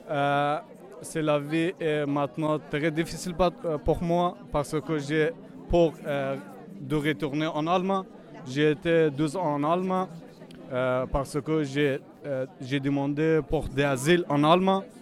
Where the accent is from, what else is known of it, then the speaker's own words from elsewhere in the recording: Afghanistan; French is a second language; also born or lived in Germany; now in Malakoff, France; je suis afghan, je viens d'Afghanistan. Je suis en France depuis neuf mois.